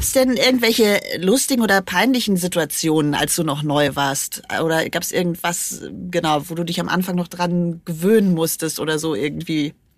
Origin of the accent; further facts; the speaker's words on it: Germany; bei uns in Deutschland